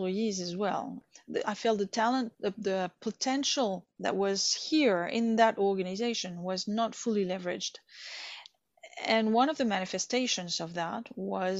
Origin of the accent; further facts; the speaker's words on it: Bordeaux, Nouvelle-Aquitaine, France; moved away as an adult; also born or lived in Vietnam; I studied in France in my hometown, Bordeaux, political science